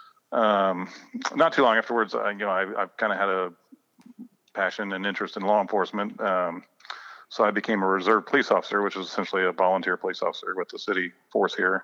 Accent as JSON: {"language": "English", "town": "Crawfordsville", "region": "Indiana", "country": "United States", "tie": "born or raised there", "said": "I was born and raised here in Crawfordsville, just a small town guy."}